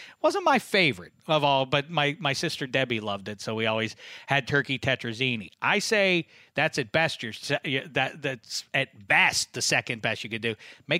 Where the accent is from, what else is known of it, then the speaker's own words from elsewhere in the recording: Staten Island, New York, United States; I'm from Staten Island. I'm doing the sauce with my hand while I talk about it.